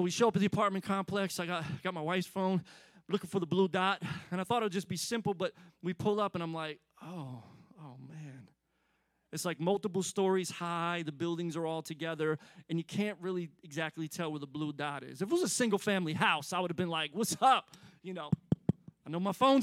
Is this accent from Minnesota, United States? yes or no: no; Philadelphia, Pennsylvania, United States; now in Atlanta, United States; I grew up in Philly